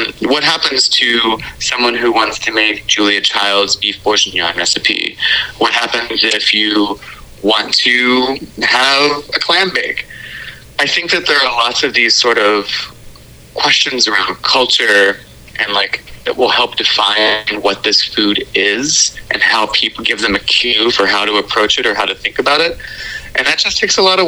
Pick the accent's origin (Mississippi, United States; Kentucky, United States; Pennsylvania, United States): Kentucky, United States; Louisville; I grew up in Louisville, Kentucky